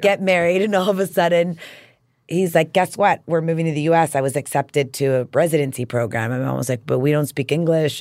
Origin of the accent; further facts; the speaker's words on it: El Paso, Texas, United States; moved away as an adult; also born or lived in Tucson, Arizona / New York; I was from El Paso.